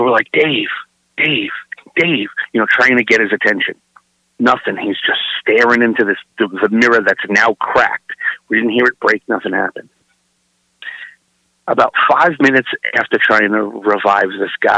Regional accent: New York City, New York, United States; I'm originally from Brooklyn, New York.

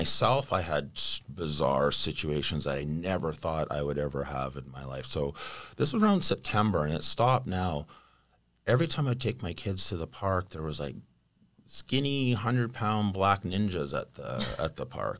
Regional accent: Vancouver, British Columbia, Canada; I was born and raised in Vancouver.

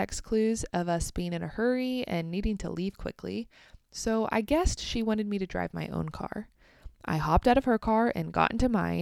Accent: United States; also born or lived in Kansas

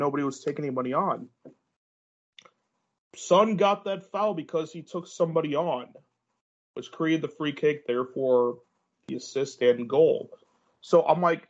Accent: United States; I'm American

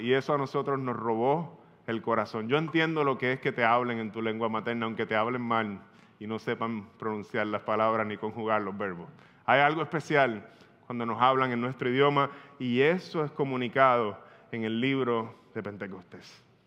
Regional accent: Puerto Rico; Tú y yo como puertorriqueños

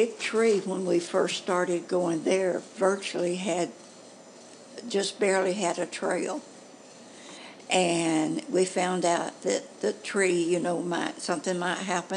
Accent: Carbon Hill, Alabama, United States; I was born in Carbon Hill. That's about 15 to 16 miles from here.

